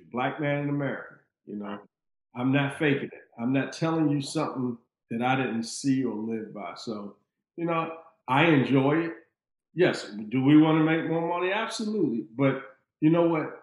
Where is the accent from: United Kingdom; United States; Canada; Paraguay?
United States; Washington, District of Columbia; growing up in Riggs Park, you know, being light-skinned